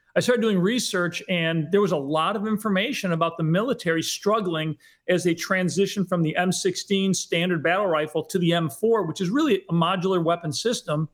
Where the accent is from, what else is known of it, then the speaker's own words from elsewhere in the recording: Western New York, United States; moved away; also born or lived in Hollywood; I grew up in Western New York, um, from a, uh, just basic middle class family